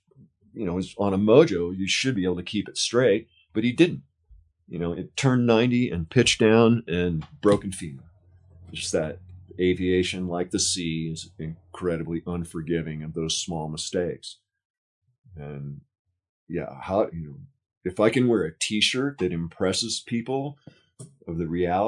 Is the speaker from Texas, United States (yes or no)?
no; Newport Beach, California, United States; I grew up in Newport and East Bay off of MacArthur